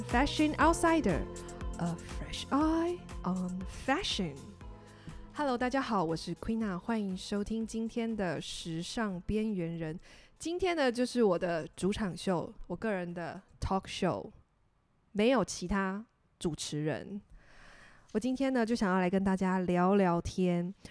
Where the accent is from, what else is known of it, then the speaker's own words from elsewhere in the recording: Tainan, Taiwan; 我的家乡，台南，我们的古都